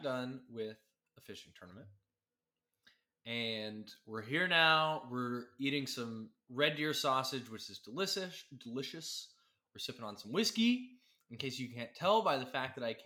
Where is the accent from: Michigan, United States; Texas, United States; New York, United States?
Texas, United States; Midland; I grew up in Midland.